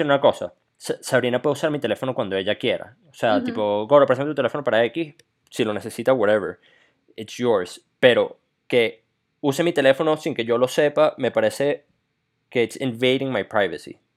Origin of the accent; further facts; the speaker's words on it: Venezuela; moved away; nosotros somos venezolanos